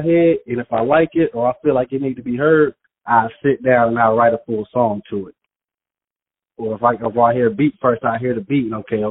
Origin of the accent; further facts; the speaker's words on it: Fort Walton Beach, Florida, United States; I'm from Fort Walton Beach, Florida